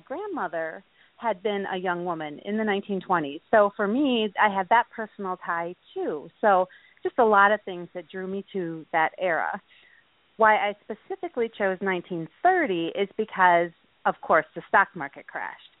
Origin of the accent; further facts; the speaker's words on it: Milwaukee, Wisconsin, United States; I grew up in the Milwaukee area